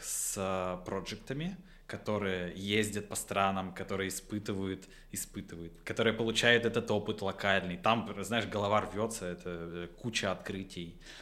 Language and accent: Russian; Votkinsk, Udmurtia, Russia; я из Воткинска